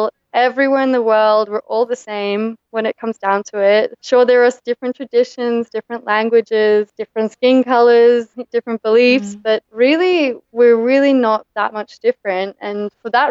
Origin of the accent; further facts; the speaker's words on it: Brisbane, Queensland, Australia; moved away as an adult; also born or lived in South Africa; now in Granada, Spain; I was born in South Africa and then moved to Australia